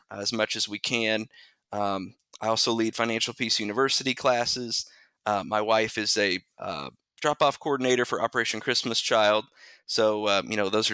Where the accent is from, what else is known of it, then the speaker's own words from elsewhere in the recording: Bedford, Indiana, United States; also born or lived in Mitchell, Indiana; So I am from Southern Indiana. Born and raised in a little town called Bedford